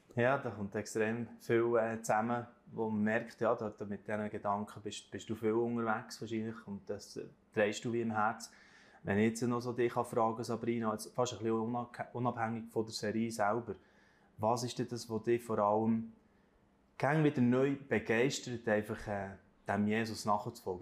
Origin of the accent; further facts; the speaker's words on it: Switzerland; bei uns in der Schweiz